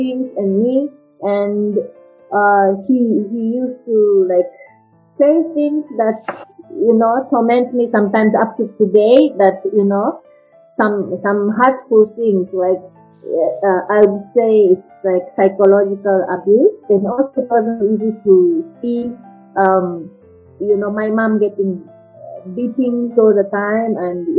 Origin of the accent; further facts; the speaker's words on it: Japan; English is a second language; moved away as an adult; also born or lived in United Kingdom; now in Kenya; I was born in Japan, and it's like a traditional Japanese family